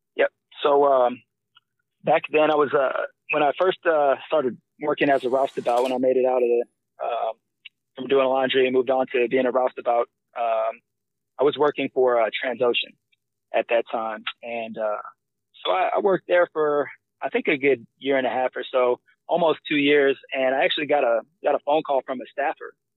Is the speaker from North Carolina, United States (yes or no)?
no; Missouri City, Texas, United States; also born or lived in Nebraska; originally, I'm from Nebraska. Um, I I spent most of my childhood uh, in Missouri City.